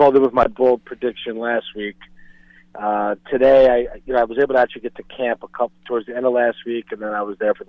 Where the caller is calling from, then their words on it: Queens, New York, United States; Hey, guys, it's … in Queens.